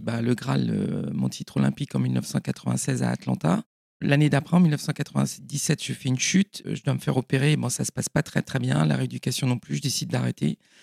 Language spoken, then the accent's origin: French; Paimpol, Brittany, France; je suis née à Paimpol en 1970